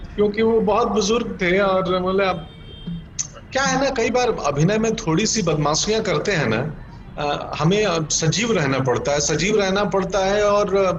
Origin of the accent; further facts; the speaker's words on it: Gopalganj, Bihar, India; moved away; also born or lived in Patna; गोपालगंज तो गोपालगंज नहीं मेरा गांव बिलसण क्योंकि गोपालगंज शहर से भी 20 किलोमीटर दूर है सो मेरा बिलसण माधोपुर वहाँ का मेरा हाई स्कूल